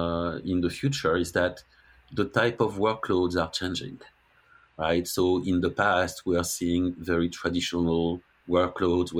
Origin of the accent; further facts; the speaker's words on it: France; accent: French accent; English is a second language; moved away as an adult; also born or lived in Denver, Colorado; now in Massachusetts, United States; I'm French